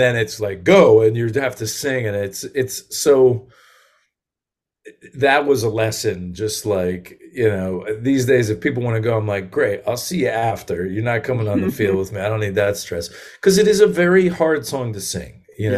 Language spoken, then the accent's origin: English; Connecticut, United States; also born or lived in Massachusetts; Yeah, I grew up in Connecticut